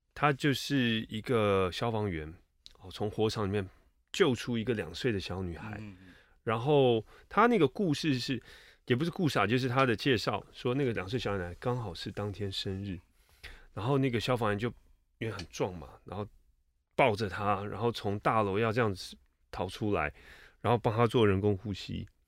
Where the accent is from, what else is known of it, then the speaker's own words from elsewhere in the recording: Taipei, Taiwan; 我是出生在台北，成长在台北 念书也在台北